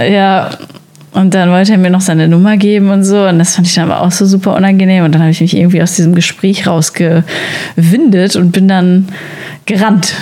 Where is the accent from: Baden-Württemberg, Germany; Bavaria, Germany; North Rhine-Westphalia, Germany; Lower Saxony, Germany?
North Rhine-Westphalia, Germany; Sauerland; now in Berlin, Germany; ich komme eigentlich aus dem Sauerland